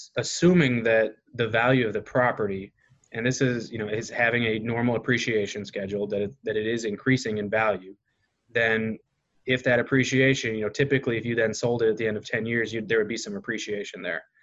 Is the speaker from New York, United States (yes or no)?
no; Kankakee, Illinois, United States; coming back to be part of my hometown